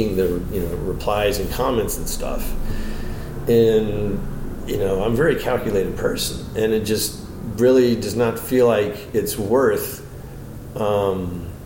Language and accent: English; Florida, United States; now in Los Angeles, United States; I'm from Florida